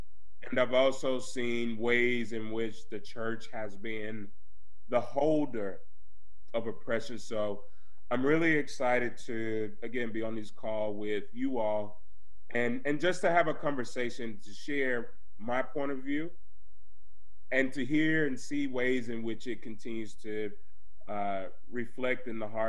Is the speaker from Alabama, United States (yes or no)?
no; Mississippi, United States; I'm from Georgia's sister state, one of Georgia's sister state, Mississippi